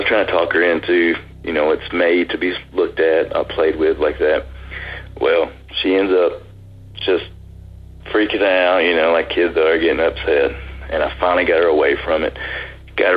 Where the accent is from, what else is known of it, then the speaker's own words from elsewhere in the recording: Chattanooga, Tennessee, United States; I'm from Chattanooga, Tennessee